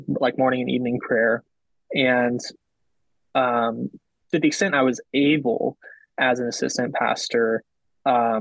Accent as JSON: {"language": "English", "country": "United States", "said": "I'm American."}